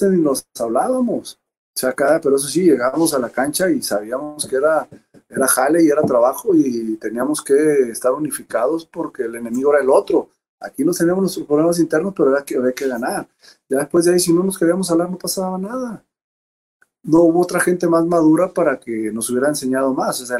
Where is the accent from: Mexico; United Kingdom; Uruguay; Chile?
Mexico; o sea, dicen, el básquetbol es para los mexicanos, sí, pero hay que prepararnos.